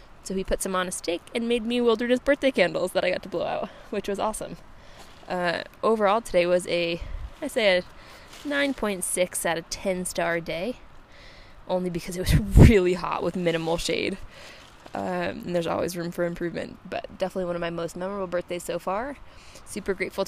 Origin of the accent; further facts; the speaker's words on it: Massachusetts, United States; We're from Massachusetts